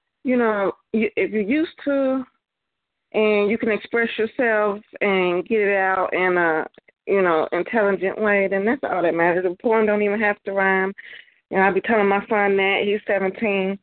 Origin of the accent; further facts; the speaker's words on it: Chicago, Illinois, United States; I'm from Chicago